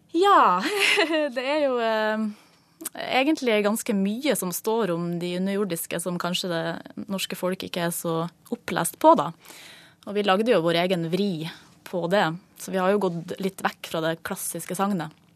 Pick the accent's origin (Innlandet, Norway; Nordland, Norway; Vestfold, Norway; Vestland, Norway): Nordland, Norway; Mosjøen; moved away; Vi er jo fra samme by har gått på barneskole sammen og ehm, ja, han ble jo filmskaper, jeg ble skuespiller, og vi eh, møttes eh, hver ferie hjemme i Mosjøen